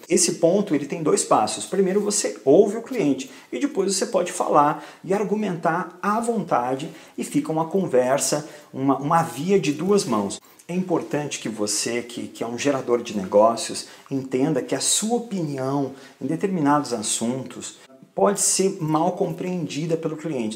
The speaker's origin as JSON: {"language": "Portuguese", "country": "Brazil", "tie": "born or raised there", "moved": "as an adult", "lives_now": "Portugal", "said": "morei a vida inteira no Brasil"}